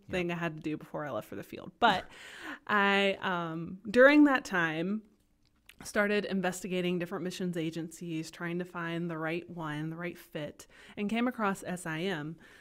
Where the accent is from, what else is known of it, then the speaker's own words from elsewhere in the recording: Kinston, North Carolina, United States; moved away as an adult; also born or lived in Chapel Hill, North Carolina / Greenville, North Carolina; now in Potosi, Bolivia; I was born and raised in Kinston, North Carolina